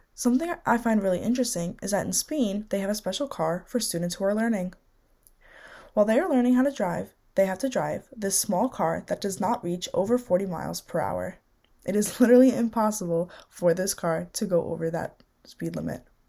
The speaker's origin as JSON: {"language": "English", "country": "United States", "tie": "born or raised there", "said": "born and raised in the United States"}